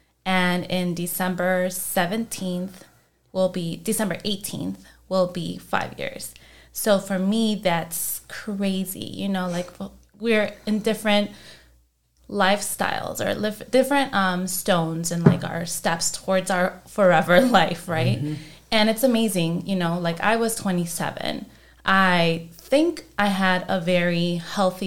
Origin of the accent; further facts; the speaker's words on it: Chicago, Illinois, United States; I'm from Chicago, not Texas